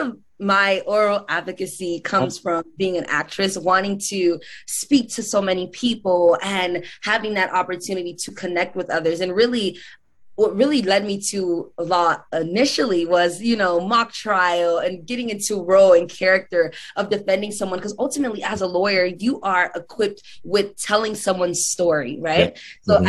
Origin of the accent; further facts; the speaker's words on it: Miami, Florida, United States; And I'm from Miami, Florida. So in Miami, I began to star in theater shows in our local community for local organizations.